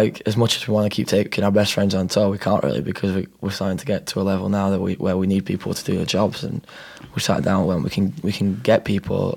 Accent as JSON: {"language": "English", "region": "Yorkshire and the Humber", "country": "United Kingdom", "tie": "born or raised there", "said": "we've always grown up where family's important, you know what I mean? Like, in England, it's like that, and especially if we're from South Yorkshire"}